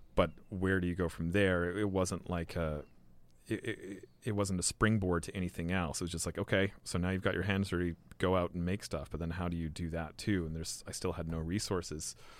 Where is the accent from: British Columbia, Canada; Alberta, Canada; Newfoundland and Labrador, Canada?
British Columbia, Canada; Victoria; moved away as an adult; also born or lived in Vancouver / Montreal / England; I was born in Van and grew up in Victoria